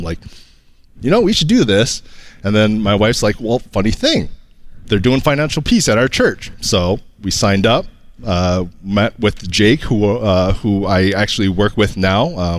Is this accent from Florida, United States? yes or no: no; Kalamazoo, Michigan, United States; Kalamazoo, Michigan.